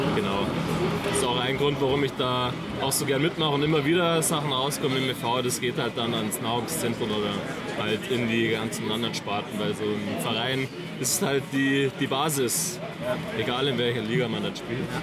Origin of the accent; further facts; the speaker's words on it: near Markt Schwaben, Bavaria, Germany; also born or lived in Sendling, Munich; now in Munich, Germany; ich komme aus der Nähe von Markt Schwaben